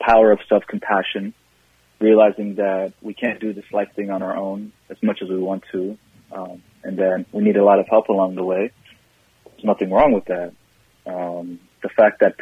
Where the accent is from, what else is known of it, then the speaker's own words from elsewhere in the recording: Seattle, Washington, United States; moved away as an adult; also born or lived in Somalia; now in Minnesota, United States; I grew up in Seattle, and I've lived in Minnesota for 5 or 6 years now